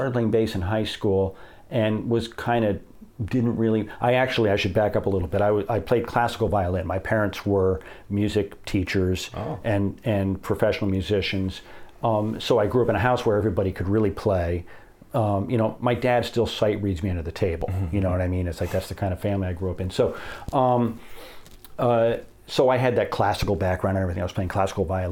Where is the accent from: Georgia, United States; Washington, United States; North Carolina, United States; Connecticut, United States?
Connecticut, United States; also born or lived in New Jersey / New York City area; I grew up in Connecticut